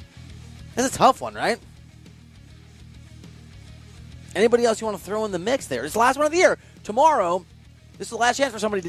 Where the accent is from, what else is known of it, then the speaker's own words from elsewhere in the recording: Iowa, United States; moved away; also born or lived in Kansas City; I was born in Iowa. I was raised mostly in Iowa. Got married there. Love Iowa.